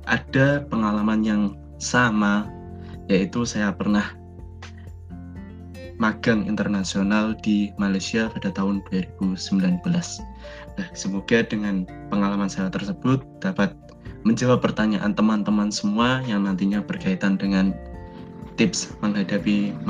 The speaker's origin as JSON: {"language": "Indonesian", "town": "Pekalongan", "region": "Central Java", "country": "Indonesia", "said": "asal saya dari Pekalongan, saya alumni Universitas PGRI Semarang"}